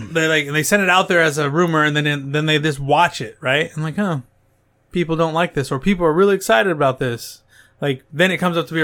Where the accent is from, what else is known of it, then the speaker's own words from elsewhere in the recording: United States; We're just American.